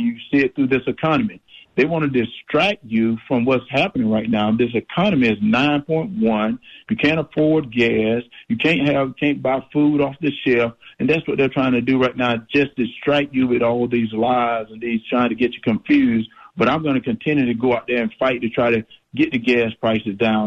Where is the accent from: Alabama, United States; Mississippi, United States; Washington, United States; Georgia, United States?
Georgia, United States; Middle; I grew up in in Middle Georgia. I grew up on a farm